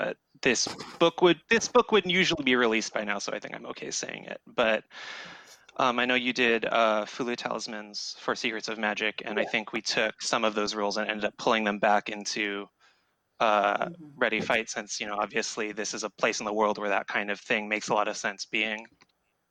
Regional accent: Hawaii, United States; I'm from Hawaii

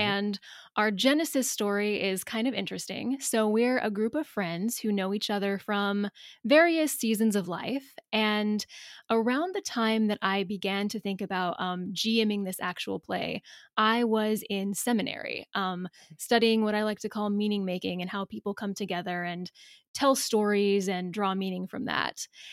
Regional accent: the South, United States; we're both from the South

